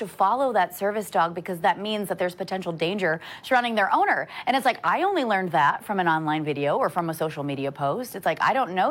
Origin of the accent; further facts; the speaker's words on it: Michigan, United States; moved away; my home state